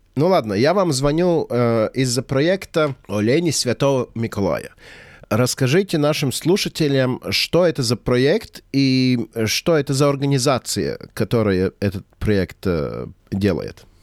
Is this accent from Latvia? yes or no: yes; Latvia; у нас в Латвии это Земсвятку vecītis. Ну, я родился в Советском Союзе